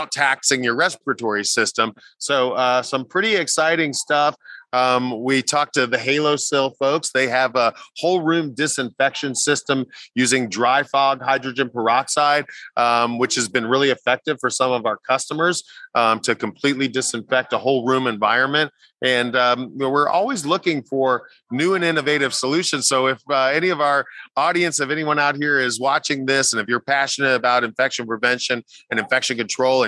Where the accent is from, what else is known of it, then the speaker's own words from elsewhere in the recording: Orlando, Florida, United States; this is my hometown.